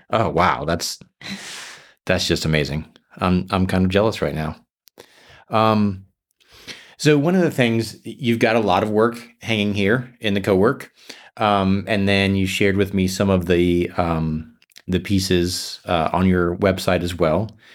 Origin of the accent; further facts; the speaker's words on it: South Florida, United States; moved away; I grew up in South Florida